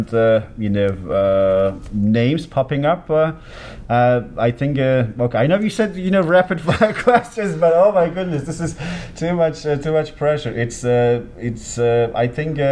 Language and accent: English; Antalya, Turkey; moved away as an adult; now in Sacramento, United States; my hometown. It's just right by the beach. My parents' house is just two blocks away from the Mediterranean